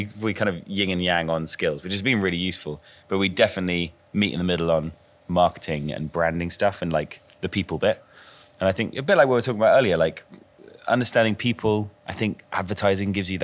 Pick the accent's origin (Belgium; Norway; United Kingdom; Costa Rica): United Kingdom; England; we're proudest of being English